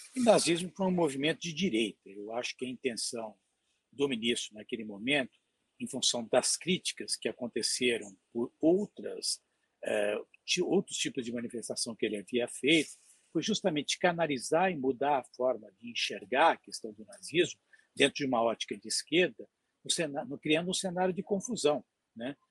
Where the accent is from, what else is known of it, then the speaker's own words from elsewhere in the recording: Brazil; nós como brasileiros